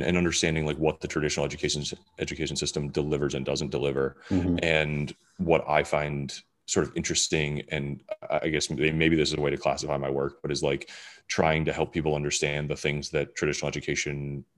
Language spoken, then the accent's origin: English; Michigan, United States; I grew up in Michigan